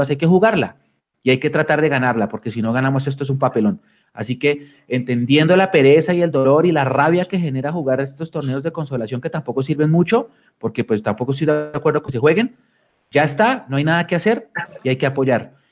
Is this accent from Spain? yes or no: no; United States; born there; la gente que me conoce sabe, yo nací en Estados Unidos